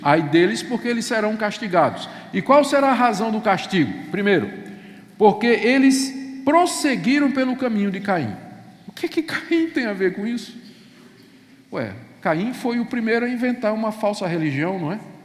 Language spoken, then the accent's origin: Portuguese; Recife, Pernambuco, Brazil; Eu cresci em Recife, cidade praieira